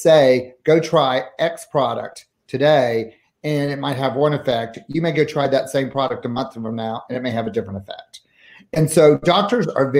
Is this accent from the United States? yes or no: yes; the South, United States; now in Seattle, United States; I am from the South